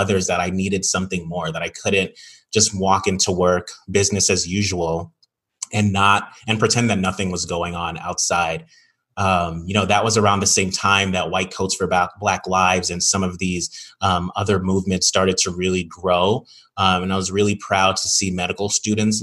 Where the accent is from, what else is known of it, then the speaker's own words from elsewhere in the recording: New York, United States; moved away; Back in New York, in my hometown